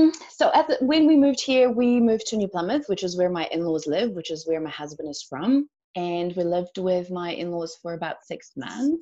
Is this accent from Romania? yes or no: yes; Romania; moved away as an adult; now in New Zealand; I am originally from Romania. I moved to New Zealand almost 6 years ago.